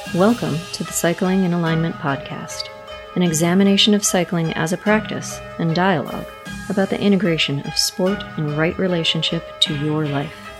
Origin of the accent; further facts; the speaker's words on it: Wichita, Kansas, United States; also born or lived in Atlanta, Georgia / Aurora, Colorado; from like age five to 18, Wichita